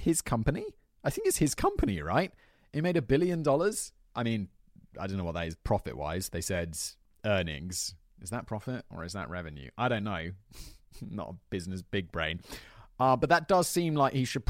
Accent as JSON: {"language": "English", "country": "United Kingdom", "moved": "yes", "said": "I describe myself as British"}